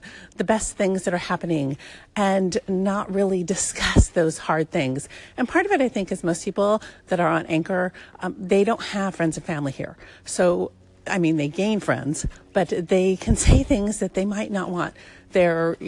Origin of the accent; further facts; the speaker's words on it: Southern California, United States; I come from SoCal